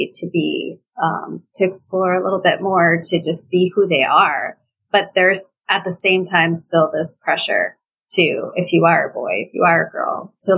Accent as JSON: {"language": "English", "town": "New York City", "region": "New York", "country": "United States", "tie": "born or raised there", "said": "I grew up in New York City, near Greenwich Village"}